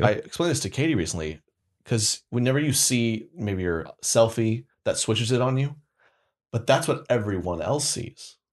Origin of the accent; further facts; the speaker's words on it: Oklahoma, United States; moved away; I went to, back to Oklahoma, born and raised